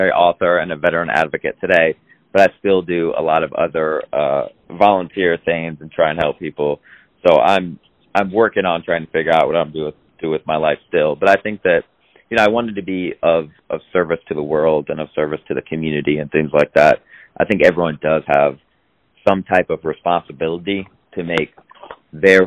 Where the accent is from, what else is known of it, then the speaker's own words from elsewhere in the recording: Iowa, United States; I grew up in Iowa, kind of with cornfields in my backyard